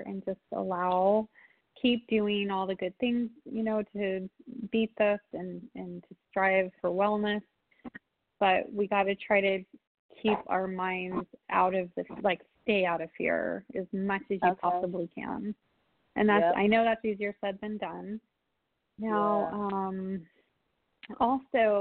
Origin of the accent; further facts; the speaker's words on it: San Diego, California, United States; now in Wisconsin, United States; San Diego, my hometown